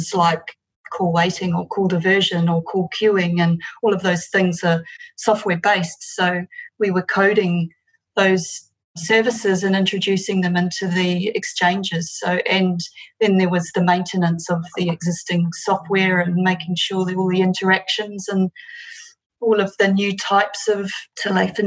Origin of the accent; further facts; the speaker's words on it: New Zealand; accent: Kiwi; moved away as an adult; now in Sunshine Coast, Australia; I'm actually from New Zealand and moved over to Australia in 2005. So we've been in Australia for 15 years now.